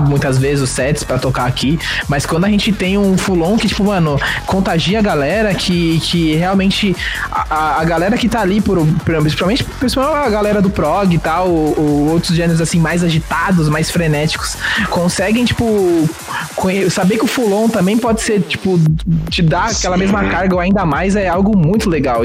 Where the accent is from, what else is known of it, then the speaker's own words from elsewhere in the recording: São Paulo, Brazil; tenho 24 anos, sou de São Paulo